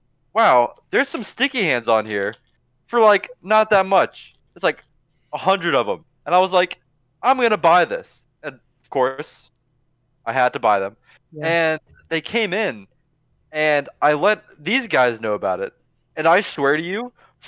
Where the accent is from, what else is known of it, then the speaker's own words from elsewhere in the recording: Cumming, Georgia, United States; I'm from Cumming, Georgia